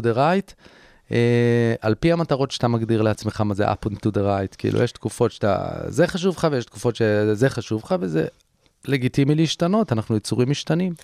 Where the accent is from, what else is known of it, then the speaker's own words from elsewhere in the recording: Herzliya, Tel Aviv District, Israel; נסעתי להרצליה לרופאת משפחה, איפה שגדלתי